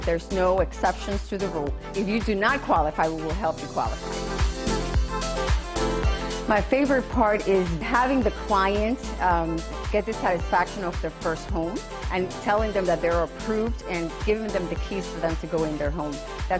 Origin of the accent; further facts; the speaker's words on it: Dominican Republic; English is a second language; moved away; with My Mortgage, Inc., and I am your mortgage pro. I'm originally from Dominican Republic. We speak also Spanish.